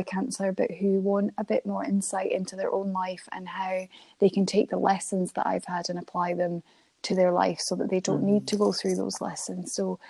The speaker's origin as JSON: {"language": "English", "town": "Dunkeld", "region": "Scotland", "country": "United Kingdom", "tie": "born or raised there", "also_born_or_lived": "Channel Islands", "said": "So I was born in Scotland. I moved to the Channel Islands when I was a baby, but and my dad is Scottish, and my sisters were born in Scotland. So we all moved back to Scotland. We moved to Dunkeld"}